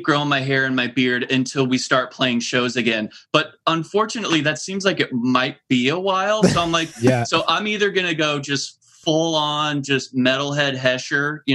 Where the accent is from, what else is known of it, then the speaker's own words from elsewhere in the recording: Lincoln, Nebraska, United States; now in Anaheim, United States; I grew up in Lincoln, Nebraska, and I so rarely get back there